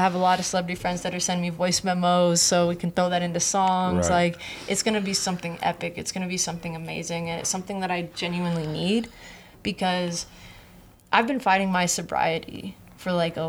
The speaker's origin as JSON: {"language": "English", "town": "Hollywood", "region": "California", "country": "United States", "tie": "born or raised there", "said": "But see the most fucked up part I think about growing up in Hollywood, being a kid, is the fucking paparazzi."}